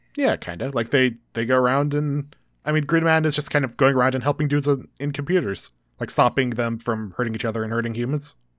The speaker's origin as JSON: {"language": "English", "country": "United States", "said": "we're from America"}